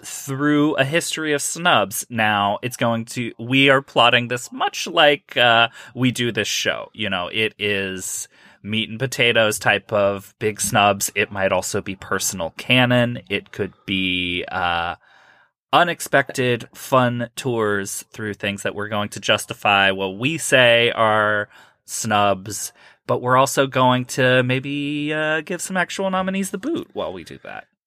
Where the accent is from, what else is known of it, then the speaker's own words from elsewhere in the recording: Ohio, United States; I'm from Ohio